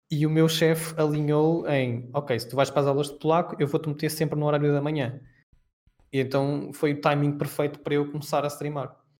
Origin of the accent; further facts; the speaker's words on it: Peniche, Centro, Portugal; moved away as an adult; also born or lived in Belgium / Poland; Eu sou de Peniche